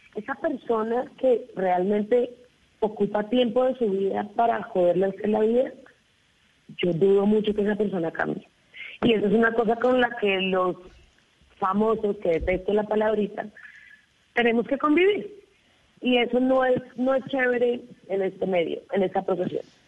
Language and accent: Spanish; Cartagena, Bolívar, Colombia; me crié en Cartagena, porque tengo familia costeña